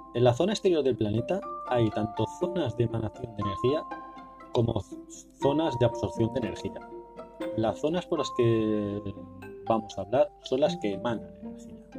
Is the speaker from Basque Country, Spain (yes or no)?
no; Barcelona, Catalonia, Spain; mi ciudad natal